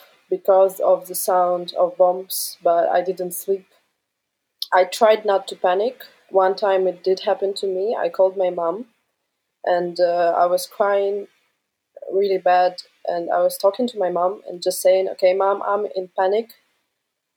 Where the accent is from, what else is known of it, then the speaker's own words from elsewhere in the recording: Kyiv, Ukraine; moved away; from Kyiv